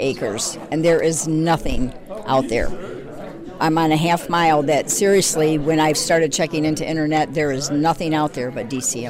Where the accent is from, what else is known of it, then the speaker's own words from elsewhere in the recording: Detroit, Michigan, United States; moved away as an adult; Actually, I came from the Detroit area. We've been out here for 5 years.